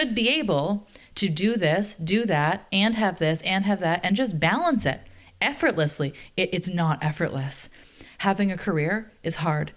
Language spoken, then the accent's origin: English; Canada; I'm Canadian